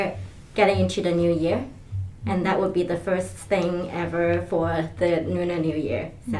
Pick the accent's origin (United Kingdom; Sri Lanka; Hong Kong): Hong Kong; moved away; I'm also a social media coordinator in Catalyst. I am originally from Hong Kong, which is very similar to Guangdong area when it's speaking of Chinese New Year.